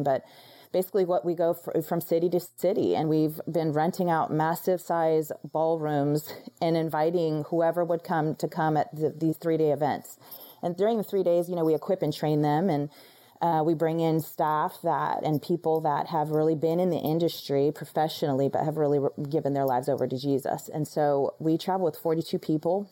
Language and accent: English; Florida, United States; moved away as an adult; now in Dallas, United States; I was in Florida for, you know, 34 years of my life, never left that place